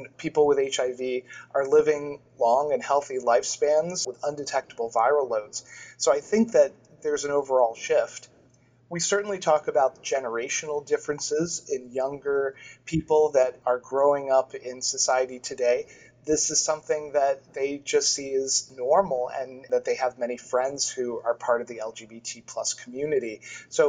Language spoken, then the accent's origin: English; Florida, United States; moved away as an adult; now in Boston, United States; I'm originally from Florida, but through many different pathways ended up in Boston, and I've been in the New England area for about 15 years